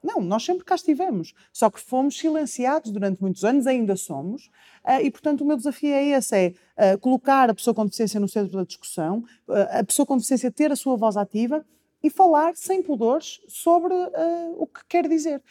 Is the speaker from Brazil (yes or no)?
no; Porto, Norte, Portugal; eu sou do Porto